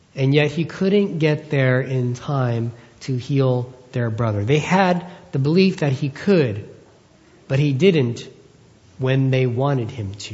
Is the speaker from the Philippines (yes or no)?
yes; Philippines; As a Filipino man